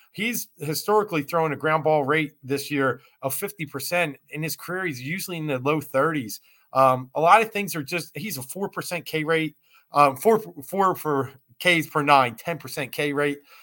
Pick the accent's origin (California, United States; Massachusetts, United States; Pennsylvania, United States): Pennsylvania, United States; Philadelphia; now in South Jersey, United States; I'm from Philly